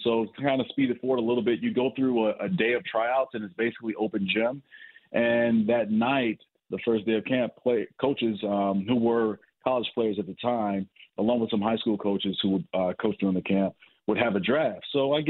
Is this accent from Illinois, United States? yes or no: yes; Chicago, Illinois, United States; I'm from Chicago.